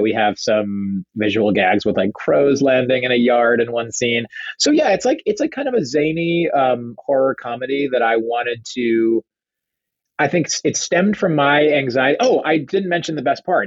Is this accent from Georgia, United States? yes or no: no; Rhode Island, United States; moved away; we grew up in Rhode Island